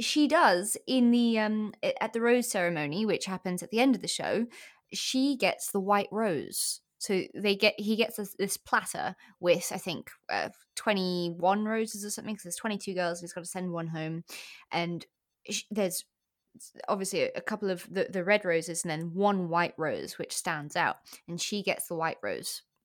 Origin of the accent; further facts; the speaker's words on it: South Africa; now in England; I'm in England now, but I, I grew up in South Africa